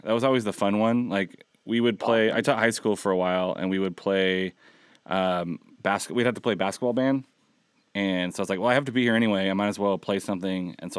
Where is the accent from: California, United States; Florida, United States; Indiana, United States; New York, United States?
California, United States; Southern; I've grown up in Southern California.